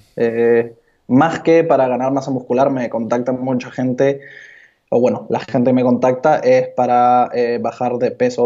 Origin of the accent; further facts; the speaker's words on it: Peru; also born or lived in Barcelona; now in Lima, Peru; yo soy de Perú. Estudié Administración y Negocios del Deporte aquí en Lima